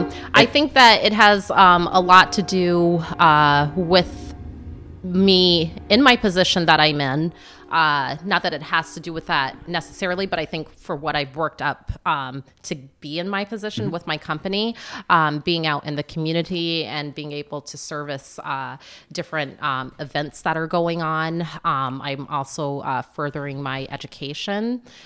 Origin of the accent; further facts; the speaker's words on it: Florida, United States; born there; also born or lived in Plattsburgh; So I was born in Florida. We moved about every 2 to 3 years. But when we came to Plattsburgh, we were here when the base closed.